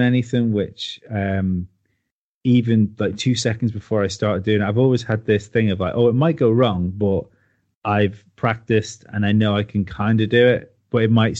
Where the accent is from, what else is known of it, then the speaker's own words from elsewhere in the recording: Isle of Man; I come from the Isle of Man. It's only a small place.